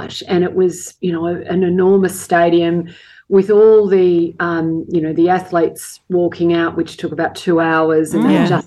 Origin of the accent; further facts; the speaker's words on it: Australia; We love being Australian